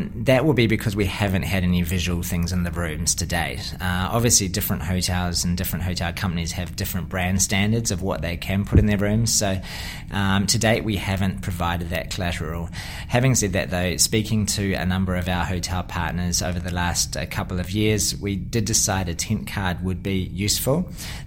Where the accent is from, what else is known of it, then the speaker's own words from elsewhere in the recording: New Zealand; accent: Kiwi; now in Australia; You can probably tell with my accent, I'm a bit of a Kiwi background